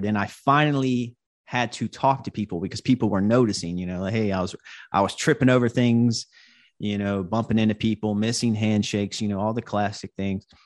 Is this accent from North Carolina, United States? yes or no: yes; Hope Mills, North Carolina, United States; now in Brooklyn, United States; I live in Brooklyn, New York, but I grew up in North Carolina. I grew up in Hope Mills, North Carolina.